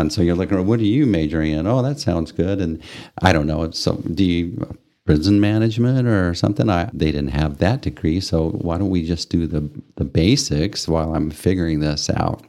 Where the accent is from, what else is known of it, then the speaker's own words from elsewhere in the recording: Amarillo, Texas, United States; moved away as an adult; also born or lived in Japan; growing up in Amarillo